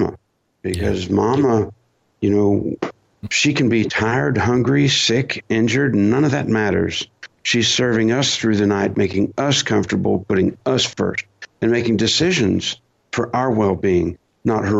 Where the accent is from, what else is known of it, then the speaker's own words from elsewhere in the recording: United States; as an American fighting soldier